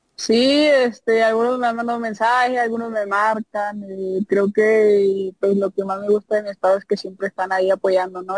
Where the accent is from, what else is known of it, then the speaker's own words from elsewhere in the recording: Tuxpan, Nayarit, Mexico; also born or lived in Rosa Morada, Nayarit; now in Jalisco, Mexico; soy de Tuxpan, Nayarit